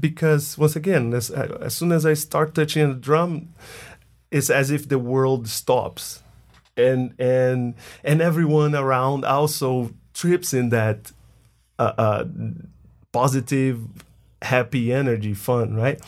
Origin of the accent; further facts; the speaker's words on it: Bahia, Brazil; moved away as an adult; now in United States; I'm from Brazil, more specifically from the northeast of Brazil. a state called Bahia.